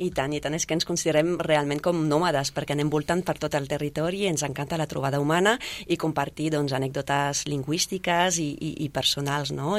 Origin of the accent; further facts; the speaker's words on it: France; first language French; Catalan is a second language; moved away as an adult; now in Catalonia, Spain; jo no sabia res de català quan vaig arribar aquí, i me l'ha feta meva, tot i sent francesa